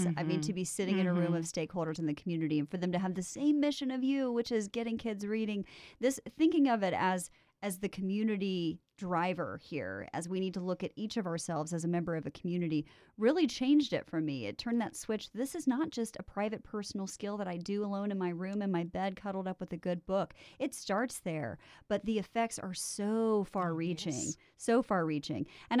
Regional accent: the South, United States; accent: Southern; My Southern accent that I never have just came out there.

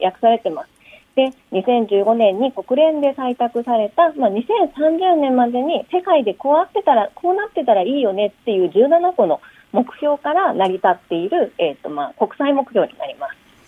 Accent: Kansai, Japan; accent: Kansai dialect; now in Tokyo, Japan; 私、関西弁なので、はあ、あの普通に関西弁を喋ってるつもりなんですが、東京で長いこと

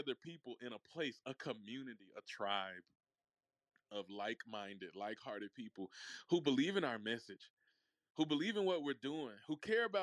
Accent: Mississippi, United States; also born or lived in Memphis, Tennessee; I'm from Mississippi. For those who do not know, I was born in Memphis, Tennessee, but I was raised in the heart of the South

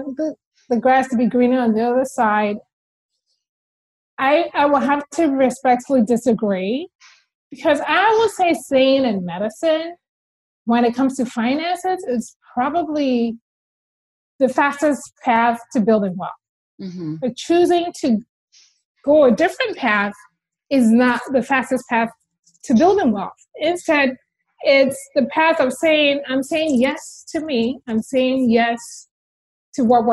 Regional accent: Ghana; moved away; I'm originally from Ghana

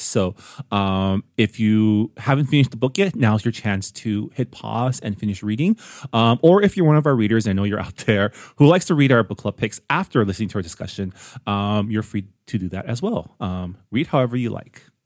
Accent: San Gabriel Valley, California, United States; I grew up on the West Coast, specifically the San Gabriel Valley, within an Asian American enclave

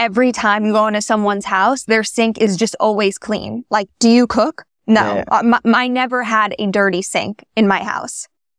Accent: New York City, New York, United States; We're an American Jewish family. Grew up in New York City, right in like Midtown kind of area.

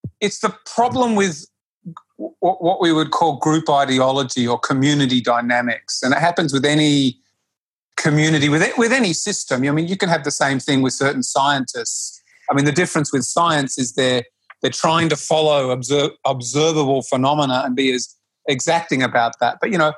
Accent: Australia; accent: Australian; moved away; my bad Australian accent

